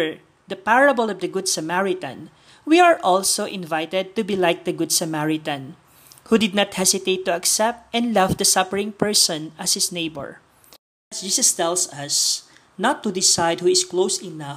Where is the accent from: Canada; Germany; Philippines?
Philippines; from the Philippines